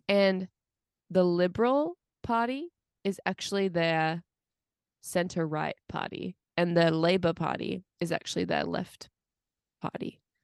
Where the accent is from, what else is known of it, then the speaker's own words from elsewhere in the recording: United States; also born or lived in Pittsburgh; I was American